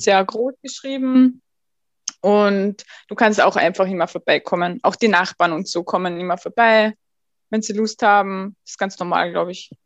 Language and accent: German; Austria; ich bin in Österreich aufgewachsen, geboren